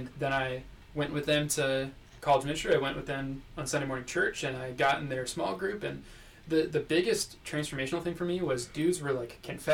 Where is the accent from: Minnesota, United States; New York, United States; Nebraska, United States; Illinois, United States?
Minnesota, United States; Minneapolis; moved away as an adult; also born or lived in Iowa; I grew up in the Minneapolis area, in one of the suburbs